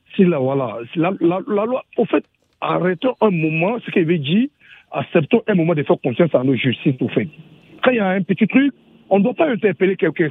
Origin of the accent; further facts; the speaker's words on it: Cameroon; je viens du Cameroun